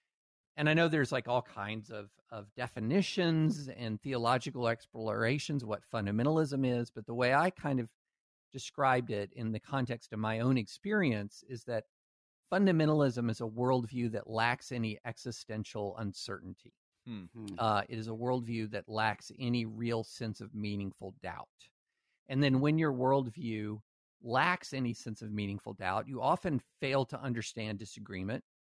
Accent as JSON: {"language": "English", "region": "Alabama", "country": "United States", "tie": "born there", "also_born_or_lived": "Louisiana / Tennessee / Kentucky", "said": "I was born in Alabama, lived in Louisiana, Tennessee, and Kentucky."}